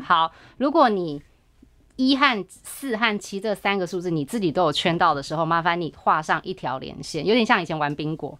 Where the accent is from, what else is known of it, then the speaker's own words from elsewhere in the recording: Taiwan; 我们自己台湾就有什么十大建设